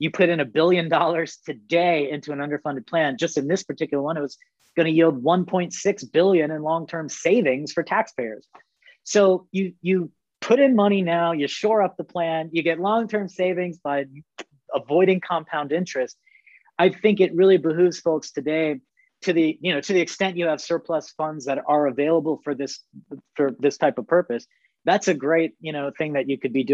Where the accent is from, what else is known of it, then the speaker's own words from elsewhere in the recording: Arizona, United States; That's my home state.